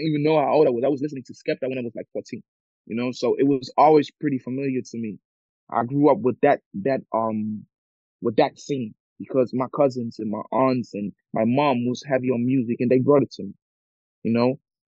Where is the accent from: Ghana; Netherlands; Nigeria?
Ghana; I grew up, as I said, I'm from Ghana, so we speak English, we speak Cree, and I grew up with those languages, you know? Spent a little time when I was a baby, I spent a little time in Ghana as well.